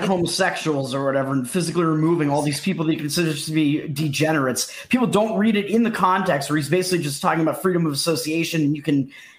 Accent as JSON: {"language": "English", "area": "Boston area", "region": "Massachusetts", "country": "United States", "said": "I'm Massachusetts, Boston area."}